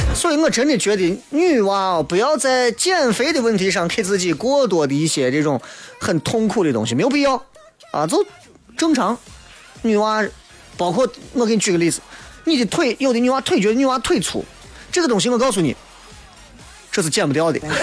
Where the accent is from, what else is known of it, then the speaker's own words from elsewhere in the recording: Guanzhong, Shaanxi, China; accent: Guanzhong dialect; 这是咱本地方言